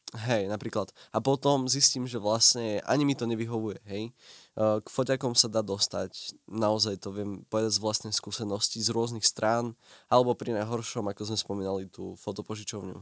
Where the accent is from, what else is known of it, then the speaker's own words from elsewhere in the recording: Prešov, Prešov Region, Slovakia; u nás v Prešove